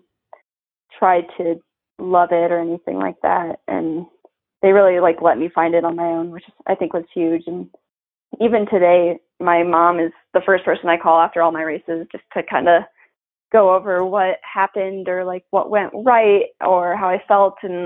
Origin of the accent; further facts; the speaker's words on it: Iowa, United States; moved away; my home state